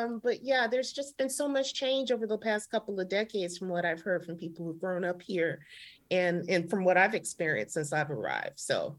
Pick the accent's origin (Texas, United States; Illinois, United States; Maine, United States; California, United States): California, United States; also born or lived in Long Beach, California; I grew up here in California